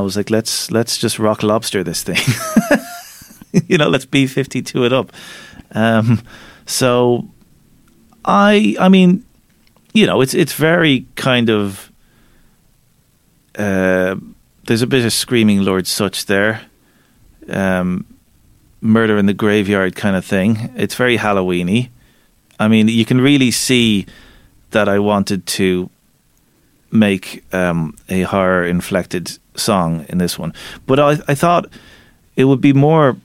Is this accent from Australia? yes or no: no; Ireland; my experiences growing up as an Irish Catholic